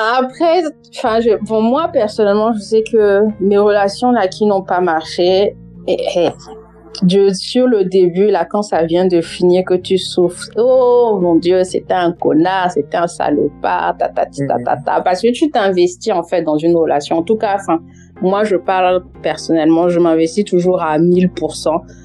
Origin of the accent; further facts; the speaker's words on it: France; accent: Cameroonian; moved away as an adult; now in England; je suis née, j'ai grandi en France et que depuis genre maintenant un peu plus de deux ans que je suis en Angleterre.